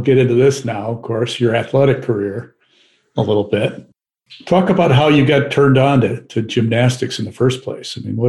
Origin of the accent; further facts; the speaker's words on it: Midwest, United States; moved away as an adult; now in Washington, D.C., United States; I moved here in 1985, and of course, you know, I grew up in the Midwest